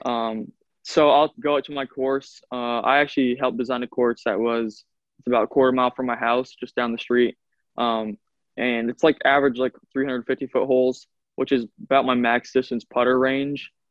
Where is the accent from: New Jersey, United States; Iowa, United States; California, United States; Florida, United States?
Iowa, United States; I'm from Iowa.